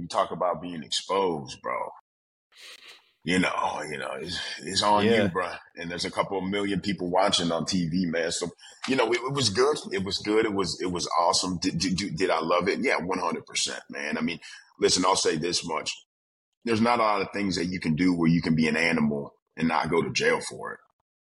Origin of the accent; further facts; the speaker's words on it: Atlanta, Georgia, United States; born there; also born or lived in Milwaukee, Wisconsin; I was born in Atlanta, Georgia. Georgia. Hey, so we're from the South now.